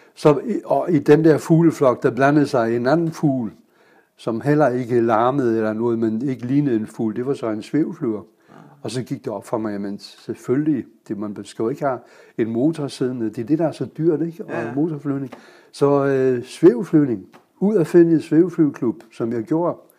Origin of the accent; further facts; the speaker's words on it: Kiel, Schleswig-Holstein, Germany; Danish is a second language; moved away as an adult; also born or lived in Guyana; now in Denmark; jeg er født i Kiel